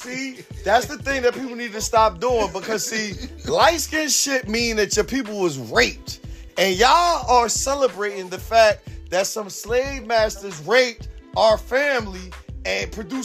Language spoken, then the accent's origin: English; East Coast, United States; I know I'm from the East Coast. You know what I'm saying? I ain't from the South.